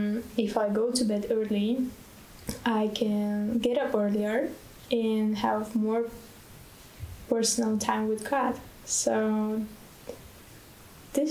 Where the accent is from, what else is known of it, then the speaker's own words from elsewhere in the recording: Bulgaria; Yes, I'm from Bulgaria.